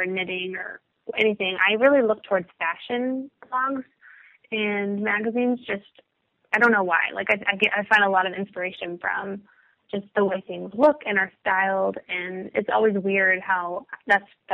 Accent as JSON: {"language": "English", "town": "Dallas", "region": "Texas", "country": "United States", "said": "I'm from the Dallas area, and my family lives around"}